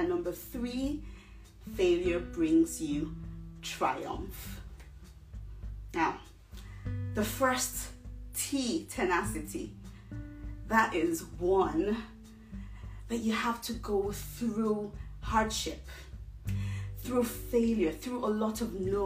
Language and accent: English; Nigeria; now in Derby, United Kingdom; I come from a little town in the UK called Derby. I'm originally from Nigeria